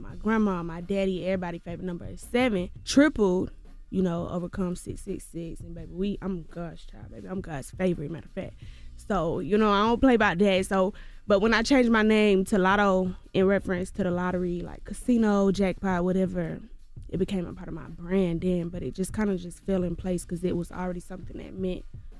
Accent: Clayton County, Georgia, United States

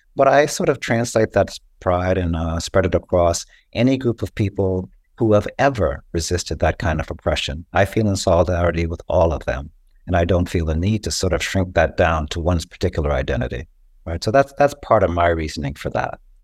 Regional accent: Costa Rica; moved away; I was born in Costa Rica and that's part of my heritage.

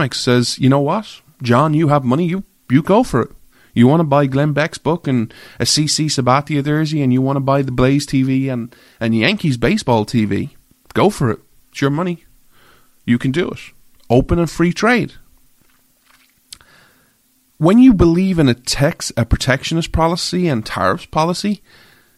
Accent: Ireland; I'm an Irish guy

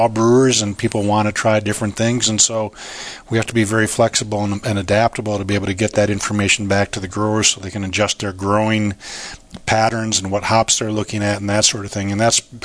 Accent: Minnesota, United States; moved away as an adult; also born or lived in Singapore / China; now in Yakima, United States; I grew up on a farm in Minnesota

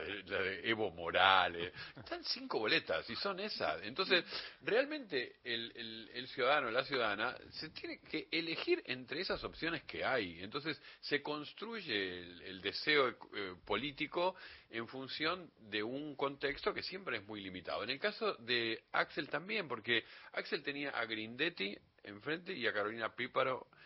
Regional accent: Uruguay; now in Argentina; yo que soy uruguayo y recuerdo que cuando vine acá en, los, en los 70, a, la Argentina

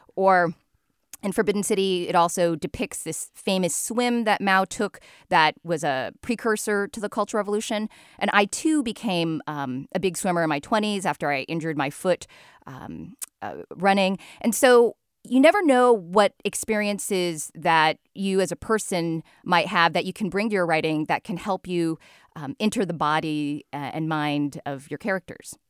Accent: United States; born or raised there

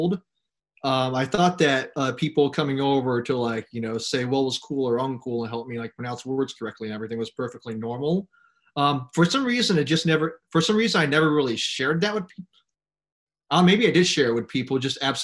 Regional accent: Hong Kong; moved away as an adult; also born or lived in United States; I was born in Hong Kong 24 years ago. I sometimes lose track of my own age. And I attended Hong Kong International School from kindergarten or pre-kindergarten. We call that Hong Kong Reception 1, all the way to grade 12.

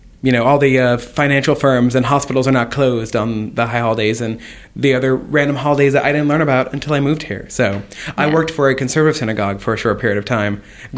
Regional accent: Broken Arrow, Oklahoma, United States; moved away as an adult; now in Boston, United States; There were more Jews in Tulsa, Oklahoma, but I grew up in Broken Arrow, Oklahoma, which was a suburb of Tulsa.

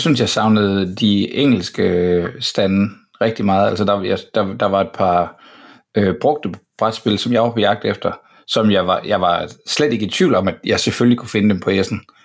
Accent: Denmark; jeg er fra Danmark

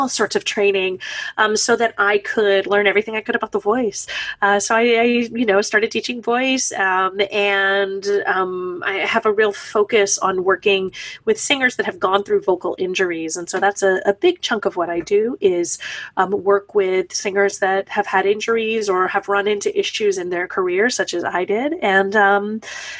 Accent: East Texas, United States; moved away as an adult; now in New York, United States; I am originally from Texas, a small town in East Texas, and I moved to New York to be a performer

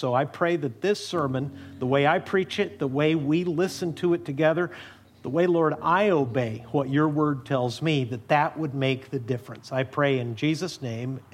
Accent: Amarillo, Texas, United States; I was born in Amarillo

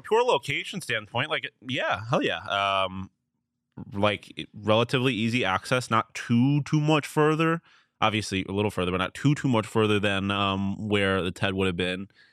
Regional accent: Buffalo, New York, United States; my hometown

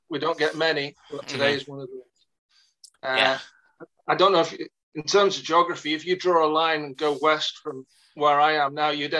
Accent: England, United Kingdom; moved away as an adult; now in Scotland, United Kingdom; For university, I grew up in England and then moved up here and met my Elaine.

